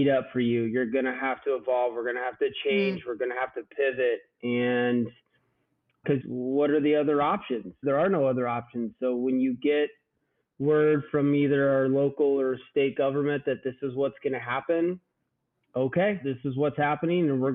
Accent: Southern Iowa, United States; I grew up in Southern Iowa, and so I'm a country boy at heart.

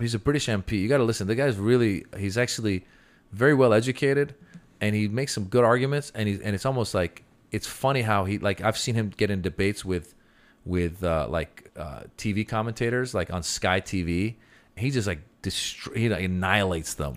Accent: Bay Area, California, United States; now in Los Angeles, United States; I grew up in the Bay Area

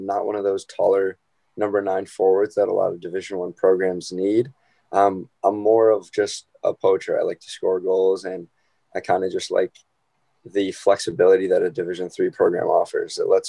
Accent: Fairfield, Connecticut, United States; I played for Fairfield Prep. I grew up in Fairfield my whole life.

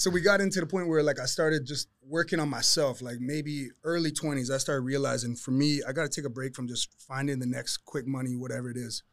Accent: Toronto, Ontario, Canada; moved away; I'm from Toronto

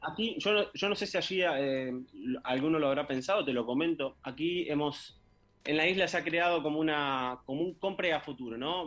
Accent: Argentina; now in Spain; los siete somos argentinos

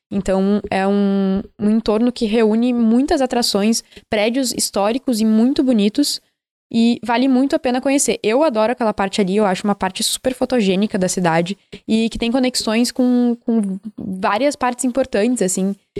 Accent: Porto Alegre, Rio Grande do Sul, Brazil; eu acho essa uma das minhas maiores falhas enquanto porto-alegrense

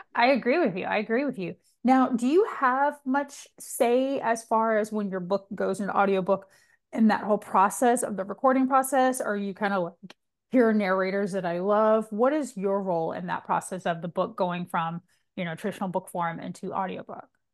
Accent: Georgia, United States; I'm from Georgia

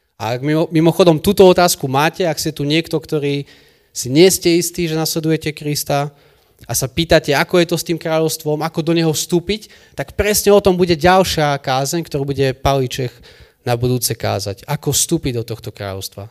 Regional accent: Michalovce, Košice Region, Slovakia; u nás v Michalovciach

